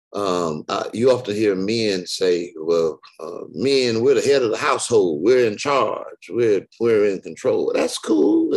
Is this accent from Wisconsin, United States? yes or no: no; Detroit, Michigan, United States; now in Houston, United States; I'm in Houston, but I'm not from Houston. I'm from Detroit